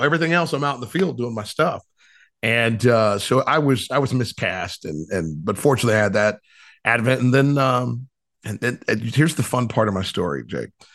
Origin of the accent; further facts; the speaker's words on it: Ohio, United States; moved away as an adult; also born or lived in Cleveland, Ohio / Cincinnati, Ohio / South Florida; what a fun childhood, uh, growing up in Ohio